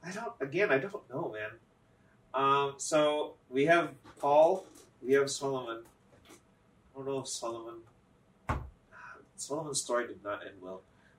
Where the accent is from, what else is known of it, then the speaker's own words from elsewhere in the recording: Philippines; now in United States; I was born in the Philippines.